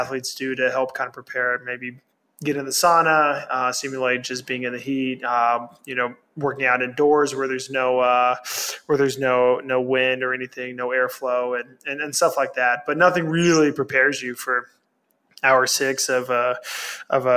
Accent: Texas, United States; I'm from Texas

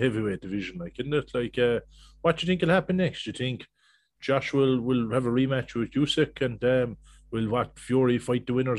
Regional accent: Cork, Munster, Ireland; I suppose we're both Cork lads

